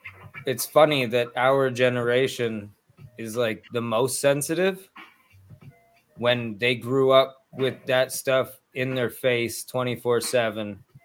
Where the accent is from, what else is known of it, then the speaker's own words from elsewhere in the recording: Canada; I'm everybody's favorite wild man. I am from Canada.